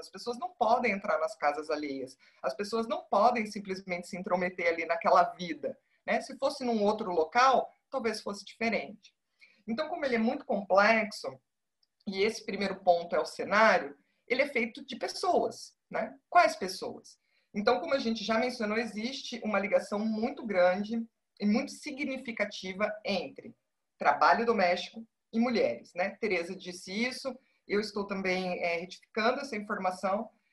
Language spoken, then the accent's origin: Portuguese; Paraná, Brazil; moved away as an adult; now in Sergipe, Brazil; eu sou do Paraná, eu não sou de Sergipe